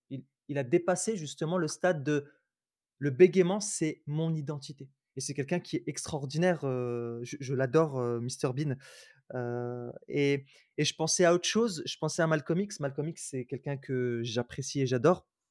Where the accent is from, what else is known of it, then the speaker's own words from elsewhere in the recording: Roubaix, Hauts-de-France, France; je suis pas que roubaisien parce que j'ai grandi à Roubaix.